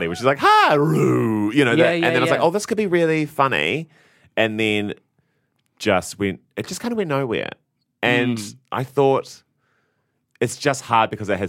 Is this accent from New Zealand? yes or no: yes; New Zealand; being a New Zealander